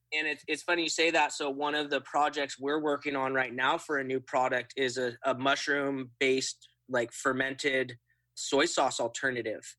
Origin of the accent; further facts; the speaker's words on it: Occidental, California, United States; my hometown of Occidental in Sonoma County